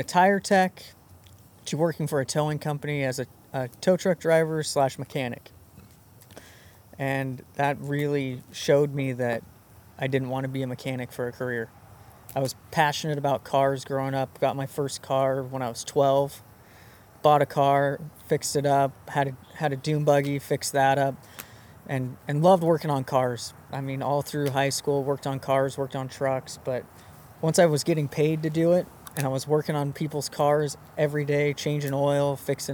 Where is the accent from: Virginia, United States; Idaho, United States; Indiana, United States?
Idaho, United States; Mountain Home; I grew up in Mountain Home, Idaho